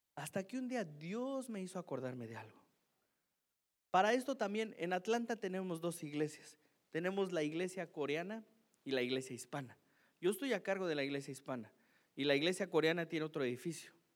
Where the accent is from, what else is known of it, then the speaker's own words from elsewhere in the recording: Mexico; Soy mexicano, yo no fui criado así